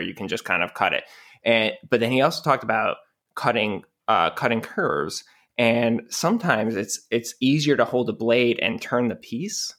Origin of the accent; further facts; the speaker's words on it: Rochester, New York, United States; I'm from Rochester, New York, which is basically Canada